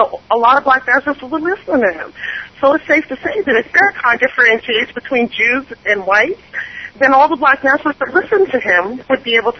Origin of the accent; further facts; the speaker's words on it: New York, United States; moved away as an adult; also born or lived in West Indies; when I moved to the South, there was the same barrier. I'm from New York, and I have 2 degrees